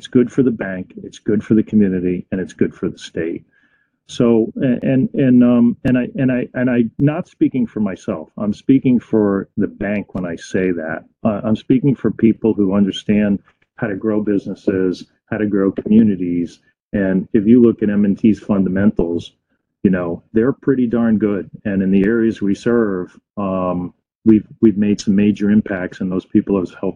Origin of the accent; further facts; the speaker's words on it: Fairfield County, Connecticut, United States; I grew up in Fairfield County